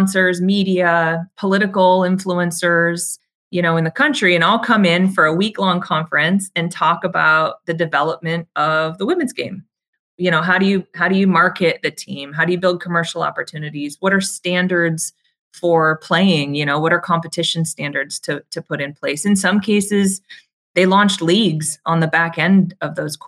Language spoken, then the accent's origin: English; Arizona, United States; I grew up playing in Arizona.